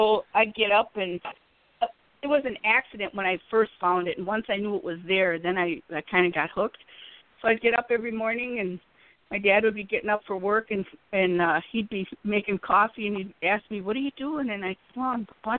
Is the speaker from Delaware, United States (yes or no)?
no; Wisconsin, United States; I'm from Wisconsin, and I'm still living in Wisconsin. So we talk like this up here.